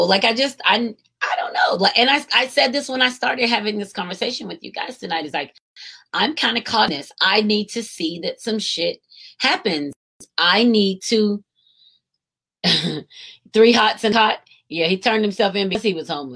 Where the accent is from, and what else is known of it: United States